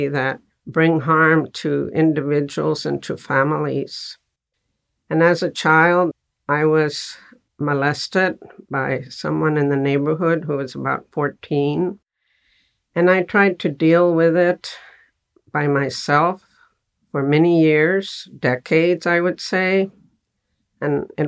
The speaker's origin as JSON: {"language": "English", "region": "Texas", "country": "United States", "tie": "born or raised there", "said": "I was born in Texas, and I grew up in a family in a barrio"}